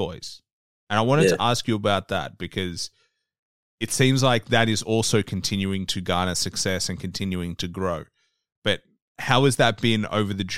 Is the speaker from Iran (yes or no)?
no; Australia; I'm from Australia.